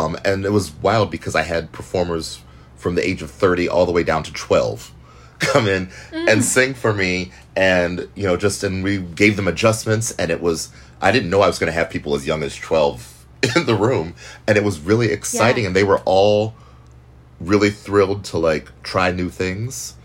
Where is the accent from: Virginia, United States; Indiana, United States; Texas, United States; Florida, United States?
Indiana, United States; Richmond; moved away as an adult; now in New York, United States; I grew up in Richmond